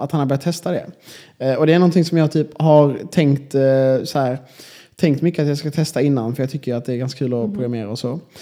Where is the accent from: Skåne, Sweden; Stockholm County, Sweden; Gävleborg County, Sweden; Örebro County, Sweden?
Skåne, Sweden; Malmö; moved away as an adult; now in Linköping, Sweden; jag är ändå från Malmö liksom, och det är en ganska stor stad